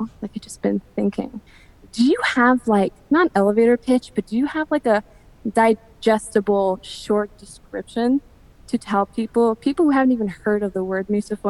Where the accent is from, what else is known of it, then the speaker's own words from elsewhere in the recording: New York City, New York, United States; moved away as an adult; now in Jersey City, United States; I am from the Bronx.